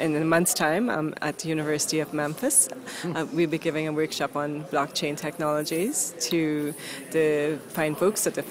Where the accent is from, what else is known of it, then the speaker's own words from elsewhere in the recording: Halifax, Nova Scotia, Canada; I am from Halifax, Nova Scotia, Canada